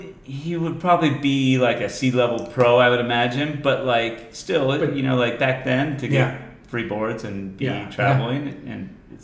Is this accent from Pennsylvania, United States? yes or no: no; Solana Beach, California, United States; also born or lived in Leucadia, California; we moved from Leucadia to Solana Beach.